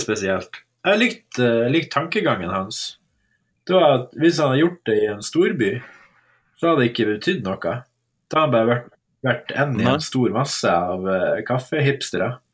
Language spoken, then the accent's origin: Norwegian; Northern Norway, Norway; som nordlending